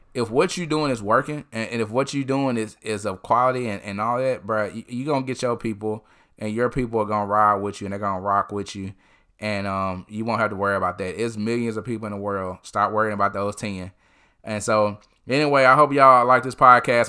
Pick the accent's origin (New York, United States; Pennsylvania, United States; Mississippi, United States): Mississippi, United States; Tupelo; I went to Tupelo High School